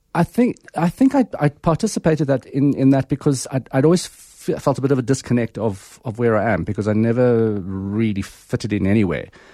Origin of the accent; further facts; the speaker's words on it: Pretoria, Gauteng, South Africa; growing up in Pretoria, um, in the Calvinistic hotspot in sort of the nineteen seventies and eighties